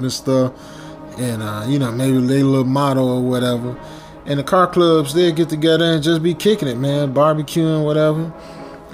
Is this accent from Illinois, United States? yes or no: yes; Chicago, Illinois, United States; I'm from Chicago, so we had White Castle in Chicago.